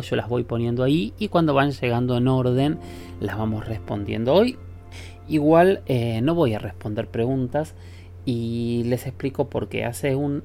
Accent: Argentina; todos tenemos acento los argentinos

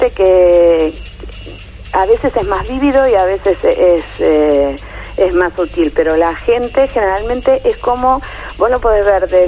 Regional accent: Monte Grande, Buenos Aires Province, Argentina; De Monte Grande.

